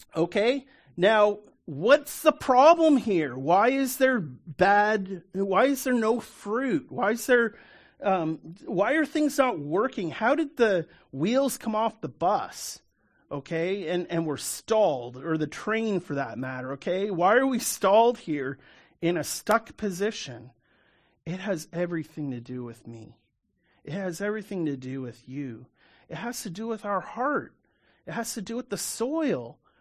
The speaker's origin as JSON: {"language": "English", "country": "Canada", "tie": "born or raised there", "said": "I'm a Canadian, born and raised"}